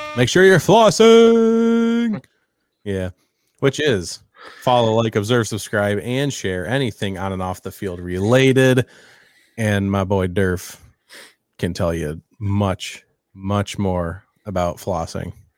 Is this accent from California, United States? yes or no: no; Western New York, United States; I'm from Western New York